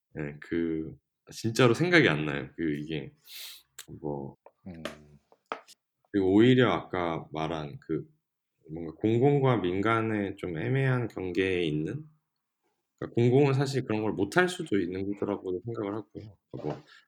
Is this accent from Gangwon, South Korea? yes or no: yes; Gangneung, Gangwon, South Korea; moved away; 저처럼 강릉이 고향이고 다시 뭐 나갔다가 돌아온 케이스.